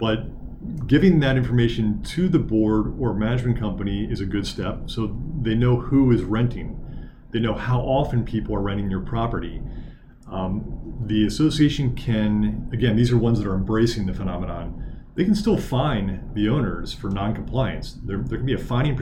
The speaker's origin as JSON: {"language": "English", "town": "Lancaster", "region": "Pennsylvania", "country": "United States", "tie": "born or raised there", "said": "my hometown of Lancaster, Pennsylvania."}